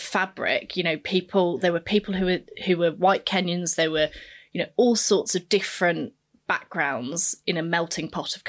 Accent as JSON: {"language": "English", "country": "Tanzania", "first_language": "Swahili", "second_language": "English", "said": "Swahili was actually my first language alongside Chigogo."}